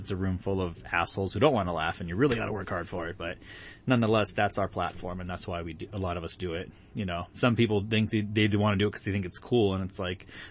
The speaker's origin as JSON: {"language": "English", "area": "South Orange County", "region": "California", "country": "United States", "tie": "born or raised there", "also_born_or_lived": "Santa Ana, California / Pismo Beach, California / Los Angeles, California", "moved": "as an adult", "said": "I grew up in South Orange County, kind of by the beach areas."}